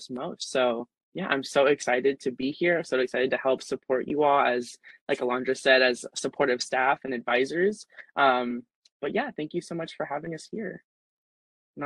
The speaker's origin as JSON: {"language": "English", "region": "Southern California", "country": "United States", "tie": "born or raised there", "moved": "as an adult", "lives_now": "San Francisco, United States", "said": "I was born and raised in Southern California, but I moved up here to San Francisco"}